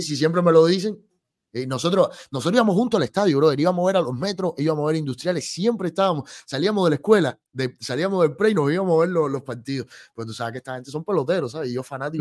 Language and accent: Spanish; Cuba; soy un cubano más